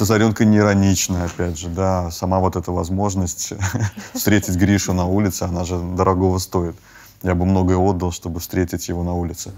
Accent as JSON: {"language": "Russian", "country": "Belarus", "tie": "born or raised there", "moved": "as an adult", "lives_now": "Poland", "said": "мы же, э, родились в Беларуси"}